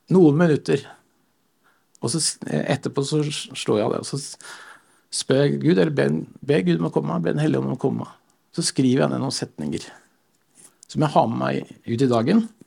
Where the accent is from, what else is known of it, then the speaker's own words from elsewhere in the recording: Stokke, Vestfold, Norway; now in Sandnes, Norway; jeg kommer fra Vestfold. Stokke i Vestfold